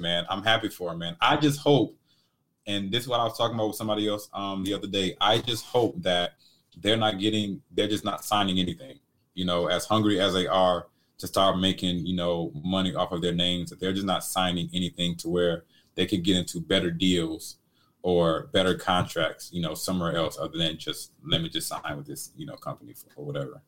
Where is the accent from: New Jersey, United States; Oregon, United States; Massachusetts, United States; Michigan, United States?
Michigan, United States; Detroit; I come from Detroit, like the inner cities of Detroit